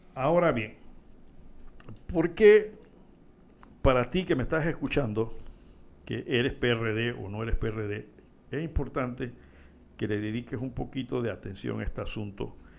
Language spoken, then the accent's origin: Spanish; Panama; somos panameños